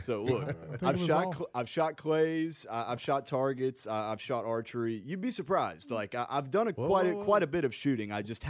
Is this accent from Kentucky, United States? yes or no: yes; Kentucky, United States; Just because I'm from Kentucky, doesn't mean I'm necessarily in that stereotype.